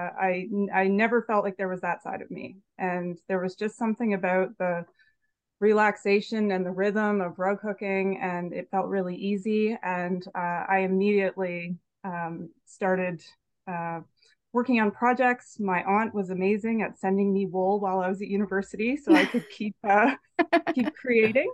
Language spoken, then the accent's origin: English; Salisbury, New Brunswick, Canada; moved away; also born or lived in Halifax; I grew up in Salisbury, New Brunswick